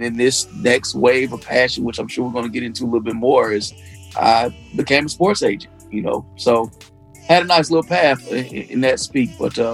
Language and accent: English; Detroit, Michigan, United States; moved away; also born or lived in Alabama; Born and raised in Detroit. Dad went to Chadsey. My mom's from Alabama, fellow HBCU graduate as well. Right after college, she moved to Detroit, met my dad.